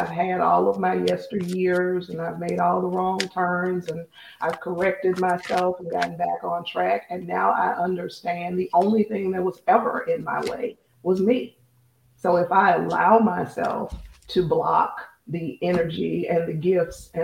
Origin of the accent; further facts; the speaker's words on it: United States; we as American women